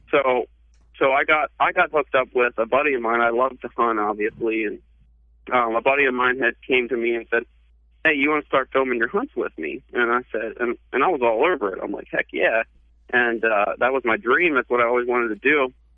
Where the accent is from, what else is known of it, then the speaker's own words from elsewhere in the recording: Pennsylvania, United States; moved away; I'm from Pennsylvania originally, so we call him pap